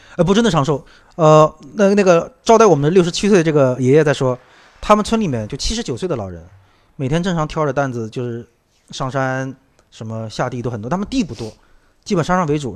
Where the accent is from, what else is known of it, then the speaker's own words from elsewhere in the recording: Shanghai, China; 包括我，上海人已经很多很多年不见的